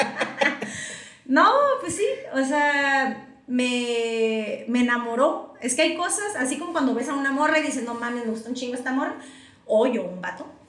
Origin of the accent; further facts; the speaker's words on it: Tijuana, Baja California, Mexico; also born or lived in United States; Nos vinimos a vivir a Tijuana